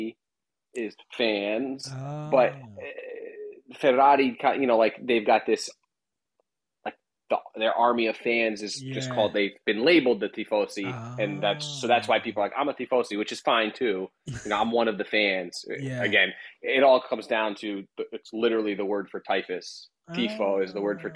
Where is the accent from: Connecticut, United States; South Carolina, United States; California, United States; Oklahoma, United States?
Connecticut, United States; I grew up in Connecticut, outside of New York